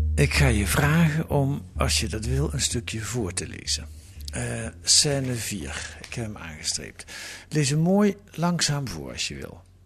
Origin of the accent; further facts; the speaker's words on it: Netherlands; ik ben een witte Nederlander